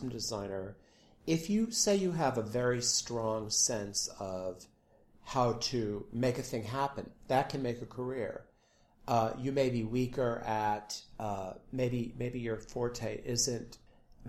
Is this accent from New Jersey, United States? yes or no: no; San Diego, California, United States; I grew up in San Diego, and I was a literature major in college.